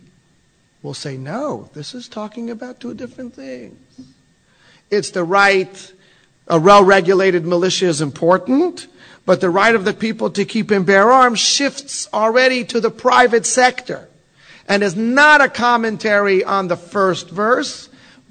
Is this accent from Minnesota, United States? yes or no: no; Texas, United States; I'm from Texas